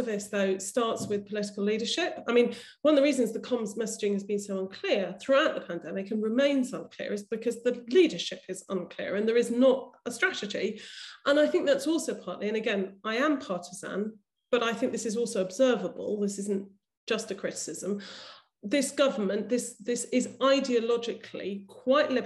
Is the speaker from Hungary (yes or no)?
no; United Kingdom; as a British, white British woman on a London tube